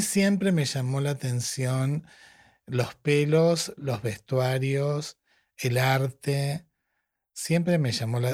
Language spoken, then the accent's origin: Spanish; Tapiales, Buenos Aires Province, Argentina; nací en Tapiales, en La Matanza